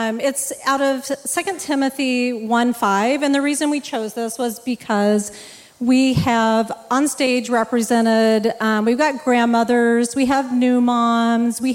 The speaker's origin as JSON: {"language": "English", "region": "Texas", "country": "United States", "tie": "born or raised there", "moved": "yes", "lives_now": "Superior, United States", "said": "I grew up in Texas"}